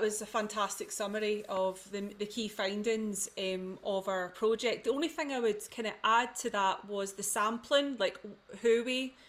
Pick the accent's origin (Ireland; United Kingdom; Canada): United Kingdom; Shotts, Scotland; accent: in-betweeny; also born or lived in Nicaragua / Edinburgh; my background in youth and community work is in the central belt of Scotland, predominantly the west. I've got an in-betweeny accent, I'm from the Shots.